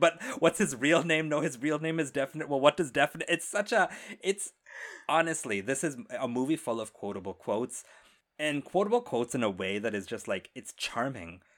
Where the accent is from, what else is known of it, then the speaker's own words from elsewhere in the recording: India; I am Indian